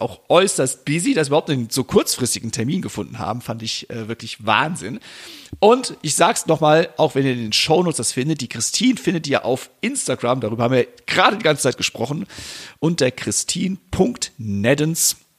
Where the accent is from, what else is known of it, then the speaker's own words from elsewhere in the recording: Westerwald, Rhineland-Palatinate, Germany; ich komme aus dem Westerwald